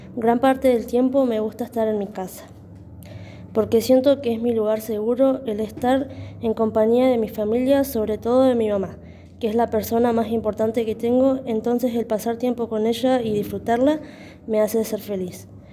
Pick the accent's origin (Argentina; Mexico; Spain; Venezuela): Argentina; Mariano Moreno, Neuquén; nacida y criada en Mariano Moreno.